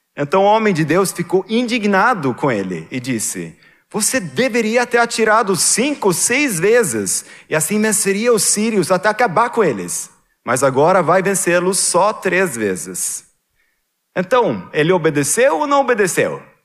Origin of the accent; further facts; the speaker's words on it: Sweden; moved away; Lá na Suécia, na, na igreja evangélica onde eu cresci